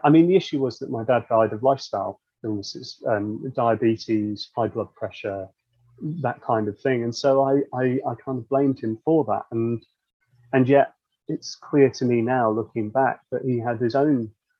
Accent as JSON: {"language": "English", "town": "Wirral", "region": "North West England", "country": "United Kingdom", "said": "I'm not really from anywhere. I mean, I could say I'm from the Wirral, but you can hear from my accent"}